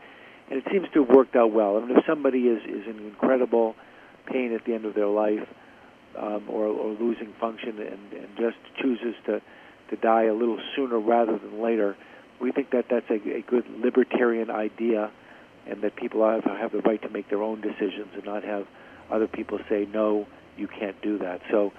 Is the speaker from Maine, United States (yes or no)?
yes; Augusta, Maine, United States; my hometown of Augusta